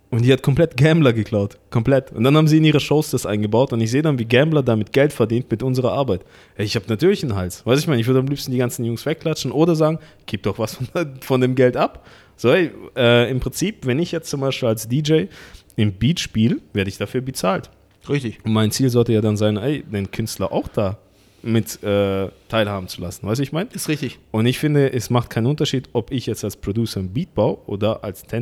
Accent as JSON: {"language": "German", "country": "Russia", "said": "das sah ja übel aus, als wo ich herkomme aus Russland."}